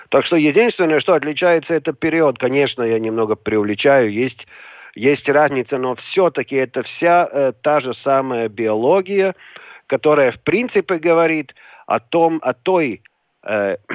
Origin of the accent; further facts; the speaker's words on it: Riga, Latvia; район был в центре жил, на улице в, в то время Энгельса, сейчас улица Стабу.